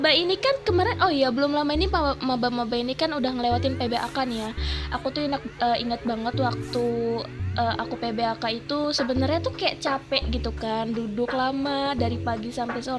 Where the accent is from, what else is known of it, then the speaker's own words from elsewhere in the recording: Bekasi, West Java, Indonesia; jadi waktu aku kan dari Bekasi nih ya